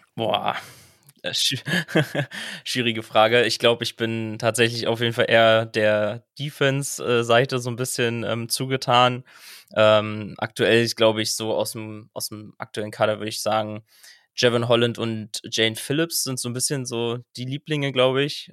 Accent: Berlin, Germany; ich komme aus Berlin

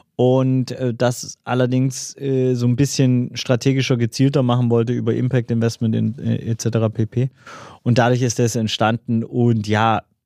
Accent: Swabia, Baden-Württemberg, Germany; als Schwabe

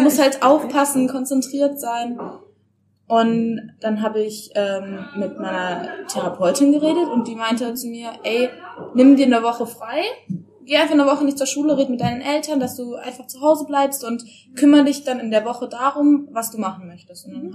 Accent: Stuttgart, Baden-Württemberg, Germany; moved away as an adult; now in Baden-Baden, Germany; also ich komme ursprünglich aus Stuttgart und bin jetzt nach Baden-Baden

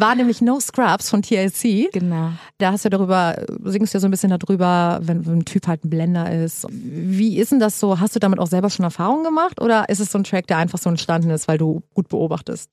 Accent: Hamburg, Germany; now in Berlin, Germany; ich komme aus Hamburg

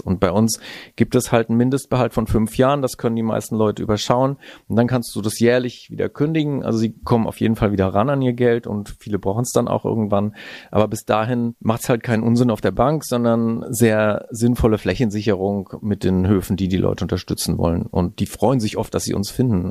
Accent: Heidelberg, Baden-Württemberg, Germany; moved away as an adult; also born or lived in Northern Germany; now in Hitzacker, Germany; Ich bin in Heidelberg aufgewachsen

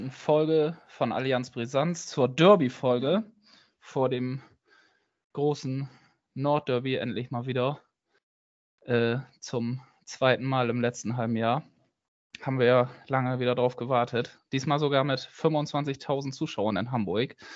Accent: Prague, Czechia; now in Germany; ich komme aus äh, ursprünglich aus Prag

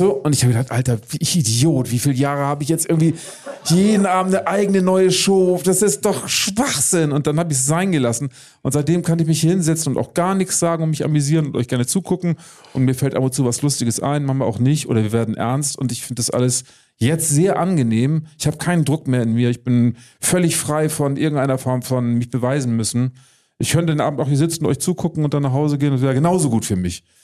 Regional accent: Baltic coast, Germany; Ich muss dann doch an die Ostsee zurückkehren, die, auf die Scholle, wo ich herkomme.

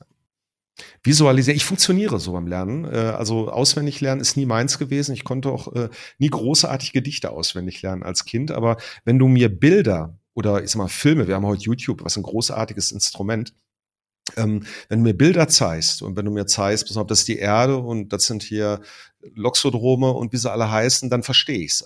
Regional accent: Ruhr area, North Rhine-Westphalia, Germany; wie man das bei uns im Ruhrpott sagt

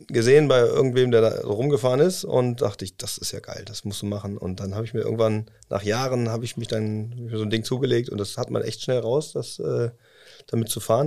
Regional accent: Cologne, North Rhine-Westphalia, Germany; moved away as an adult; now in Osnabrück, Germany; Weil ich aus äh, gebürtig aus Köln komme und ähm, ja, so ein kölscher Jungen, das lässt man das nicht ganz los.

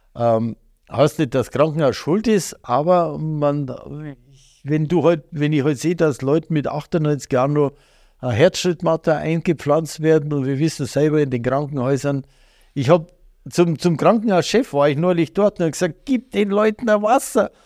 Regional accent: Bavaria, Germany; als Bayer

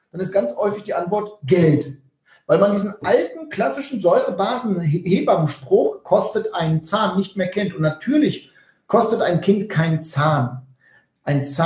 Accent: North Rhine-Westphalia, Germany; also ich komme aus dem Westfälischen, da spricht man von einer Pläte.

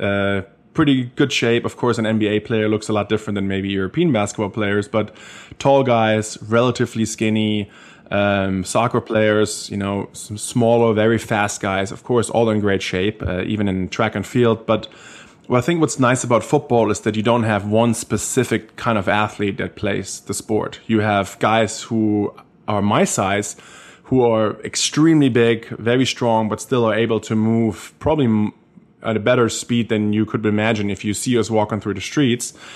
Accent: Germany; accent: German; English is a second language; moved away as an adult; now in United States; growing up in Germany, coming to America, playing college football

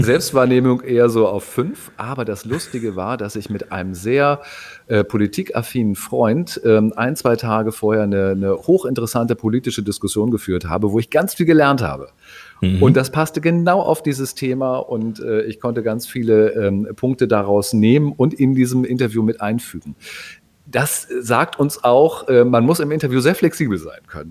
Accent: Hamburg, Germany; Als Hamburger

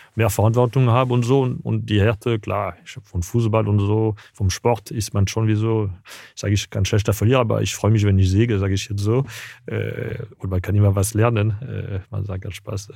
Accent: Paris, Île-de-France, France; German is a second language; moved away; also born or lived in Tunisia; Also ich bin in Paris geboren, aber dann war dann von ein, zwei Wochen bis zwei Jahre war ich in Tunesien

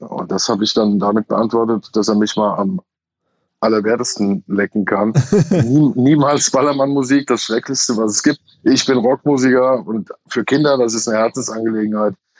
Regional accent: Hesse, Germany; bei uns in Hesse

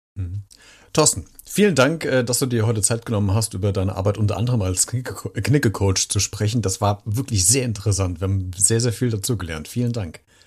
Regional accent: Germany; wir gerne machen als Deutschen

